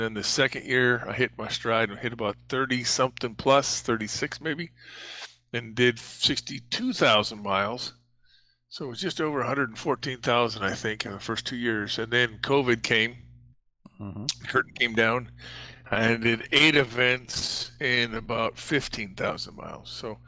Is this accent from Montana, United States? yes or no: yes; Montana, United States; also born or lived in Havre, Montana / Great Falls, Montana; I'm originally from Montana, so I spent a lot of time along the 60 miles from the Canadian border.